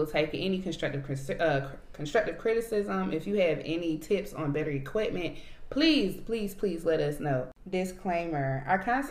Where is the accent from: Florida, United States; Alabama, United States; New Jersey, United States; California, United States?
Alabama, United States; We're both from Alabama.